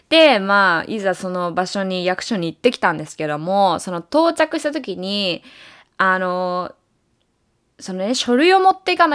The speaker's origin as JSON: {"language": "Japanese", "country": "Japan", "lives_now": "United States", "said": "まあ私はアメリカ人でもないし、日本国籍なので、まあアメリカに住むとしたら、ビザっていうのを持つか、あとは永住権をゲットするっていう選択肢しかないんですよね。"}